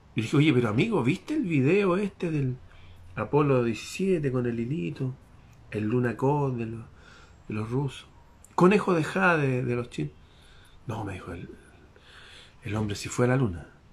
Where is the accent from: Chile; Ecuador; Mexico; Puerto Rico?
Chile; nuestro antepasado que fue un general famoso en mi país hace 200 años atrás